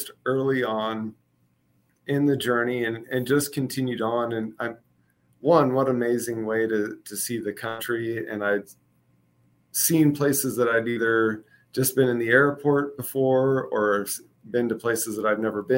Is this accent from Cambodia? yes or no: no; Kansas City, United States; moved away; I'm from Kansas City originally